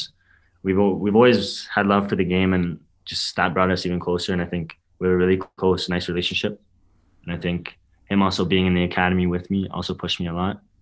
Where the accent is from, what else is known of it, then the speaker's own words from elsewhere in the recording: Vancouver, British Columbia, Canada; growing up in Vancouver and playing in the academy